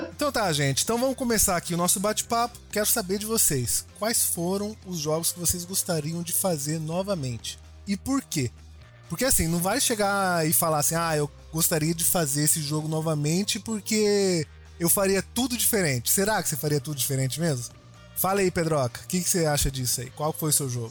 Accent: Cuiabá, Mato Grosso, Brazil; eu tô aqui representando o Centro-Oeste, sou de Cuiabá, Mato Grosso

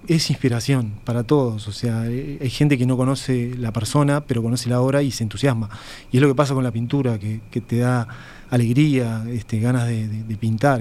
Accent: Uruguay; moved away as an adult; soy uruguayo, que me gusta mi cultura y mis raíces

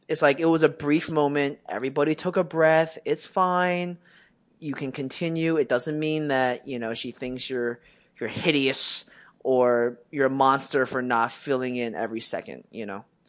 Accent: Westchester, United States; growing up in Westchester

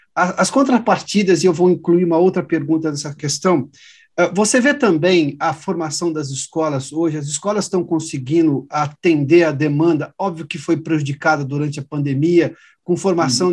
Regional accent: interior of São Paulo, Brazil; Eu sou do interior de São Paulo

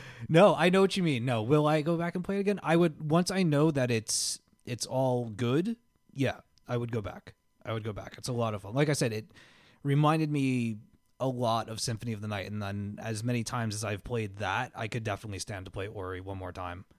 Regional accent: Miller Place, New York, United States; I grew up on Harrison Avenue in Miller Place, uh, Long Island, New York, right? I lived there for nine and a half years

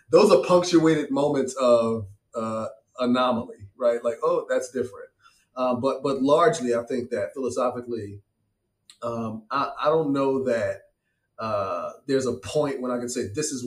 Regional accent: Petersburg, Virginia, United States; also born or lived in Richmond, Virginia; I was born in a whopping 1975 in a city called Petersburg, Virginia. And so it's about, the capital of Virginia is Richmond. That's where I live now. But Petersburg, my hometown, is 30 minutes away from Richmond, south

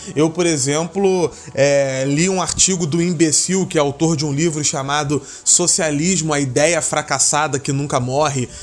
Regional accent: Brazil; enquanto brasileiro e alguém que estuda na área

